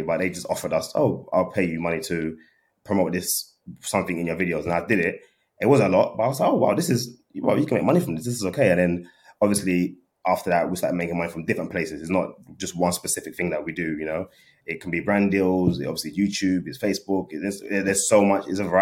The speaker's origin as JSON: {"language": "English", "region": "London", "country": "United Kingdom", "said": "I'm from London"}